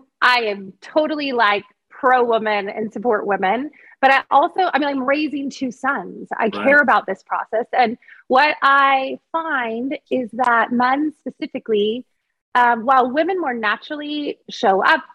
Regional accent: Monterey Bay, California, United States; you and I grew up on the Monterey Bay. So right. Grew up surfing. My dad taught me how to surf.

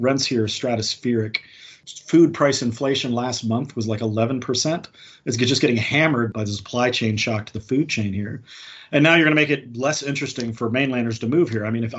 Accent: United States; now in Hong Kong; as an American banking here

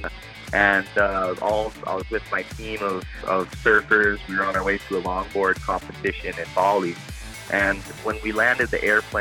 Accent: Hawaii, United States; growing up here in Hawaii

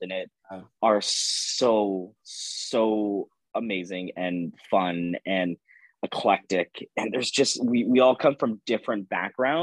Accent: Pasadena, California, United States; also born or lived in Los Angeles, California; I am originally from Los Angeles, California, but I grew up on the outskirts of Los Angeles in a town called Pasadena, California

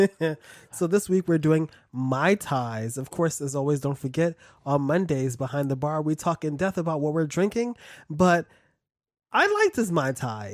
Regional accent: East Coast, United States; I'm from the East Coast

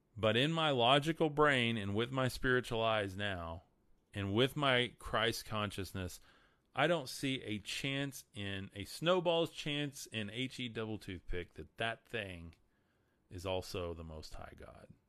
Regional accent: Amarillo, Texas, United States; I'm from Amarillo, Texas, top of Texas

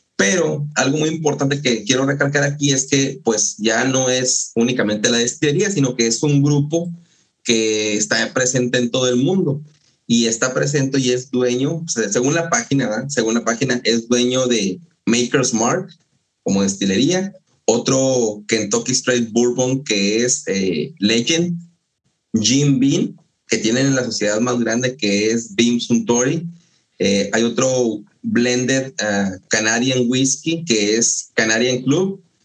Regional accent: Mexico; yo que vengo de México

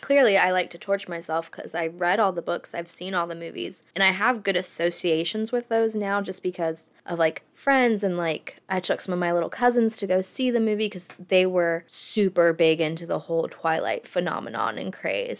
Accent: Florida, United States; I grew up in Florida

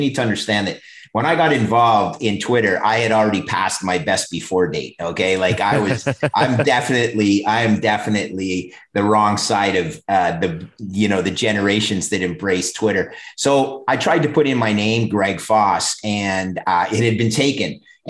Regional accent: Oakville, Ontario, Canada; two brothers from Ontario, or actually right in my hometown, Oakville, that run a real estate office

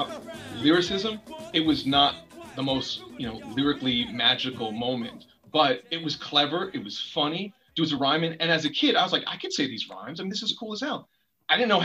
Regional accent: Mount Vernon, New York, United States; also born or lived in Yonkers, New York; I was born in Yonkers, raised in Mount Vernon until I was like 8

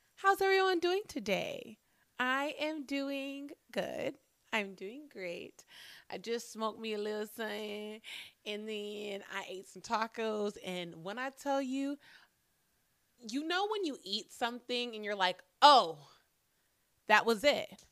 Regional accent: Phoenix, Arizona, United States; I'm a fucking black girl born and raised in Phoenix, Arizona.

